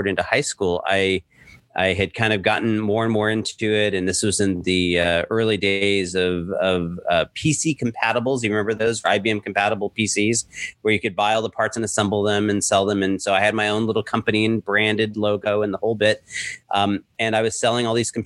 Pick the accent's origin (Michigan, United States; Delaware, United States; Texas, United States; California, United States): California, United States; Southern; moved away as an adult; also born or lived in Lake Tahoe; now in New York City, United States; born and raised in Southern California